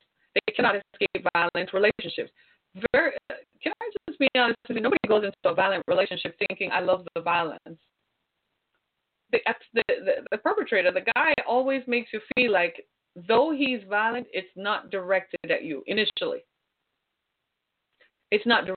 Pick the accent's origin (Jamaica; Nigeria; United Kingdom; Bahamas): Jamaica; moved away as an adult; also born or lived in Orlando, Florida / Miami; now in United States; my home country, Jamaica